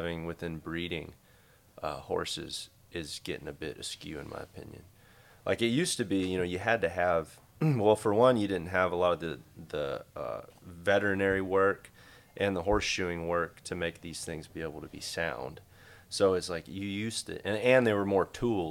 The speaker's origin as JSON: {"language": "English", "town": "Decatur", "region": "Texas", "country": "United States", "tie": "born or raised there", "said": "I grew up in Decatur"}